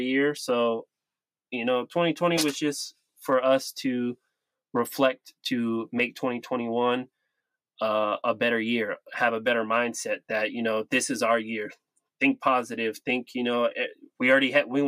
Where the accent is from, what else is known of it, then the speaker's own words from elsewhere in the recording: Sacramento, California, United States; I'm from Sacramento